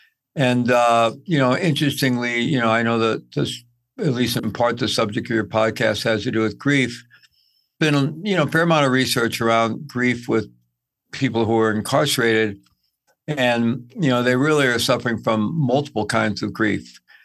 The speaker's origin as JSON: {"language": "English", "region": "Midwest", "country": "United States", "tie": "born or raised there", "also_born_or_lived": "South America", "said": "I grew up in the Midwest. I've lived all over, lived in South America for quite a bit while I was young."}